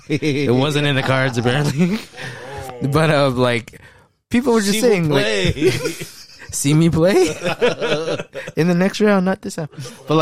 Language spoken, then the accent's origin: English; United States; I was born in America.